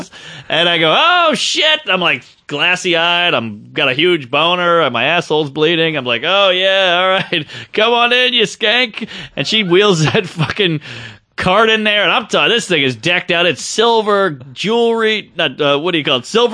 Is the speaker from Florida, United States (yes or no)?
no; New York, United States; I'm a New Yorker